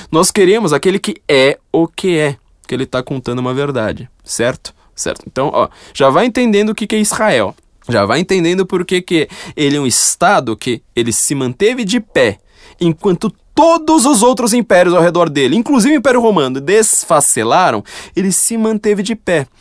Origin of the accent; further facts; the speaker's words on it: São Paulo, Brazil; Eu nasci no Itaim tá Paulista, viu? Não tá, nasci lá, mas eu fui para lá com dois meses de idade